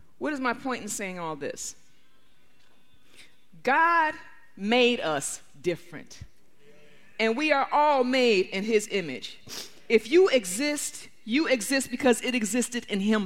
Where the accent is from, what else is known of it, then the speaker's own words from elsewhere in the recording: Detroit, Michigan, United States; I grew up in Detroit, which was at that time 82% black